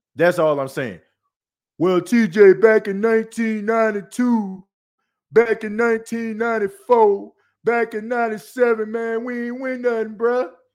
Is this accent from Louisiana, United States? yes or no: yes; New Orleans, Louisiana, United States; I'm from New Orleans